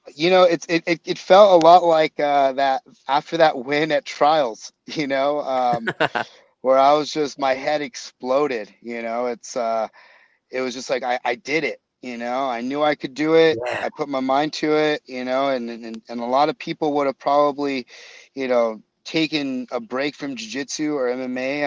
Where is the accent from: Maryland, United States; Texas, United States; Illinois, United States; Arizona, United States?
Arizona, United States; Yuma; also born or lived in Florida; now in San Diego, United States; my dad actually got transferred back to Arizona, back to the back to my hometown, and um, and so I I went back to to Yuma